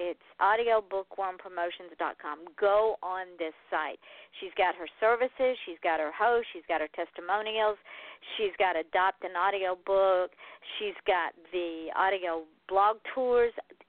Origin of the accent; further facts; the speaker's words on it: the South, United States; Well, I'm from the South. I can't help it. Welcome to my home.